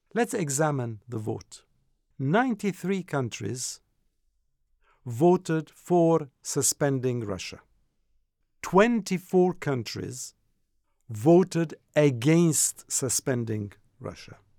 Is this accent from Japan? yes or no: no; France; also born or lived in Jordan; I come from Jordan, so I have that umbilical cord with the country, even though I grew up in France, as you know. So I was a kid when I left the region